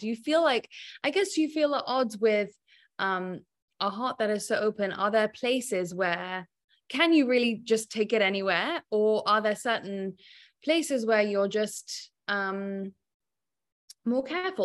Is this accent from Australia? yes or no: no; England, United Kingdom; being English